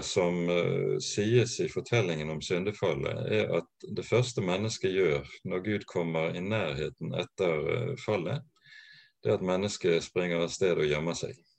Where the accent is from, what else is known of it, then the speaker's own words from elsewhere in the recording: Bergen, Vestland, Norway; Ellers så er jeg bergenser. Jeg eh, vokste opp på Landås.